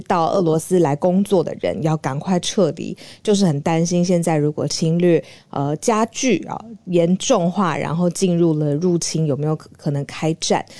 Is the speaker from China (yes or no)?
no; Taiwan; 作为台湾人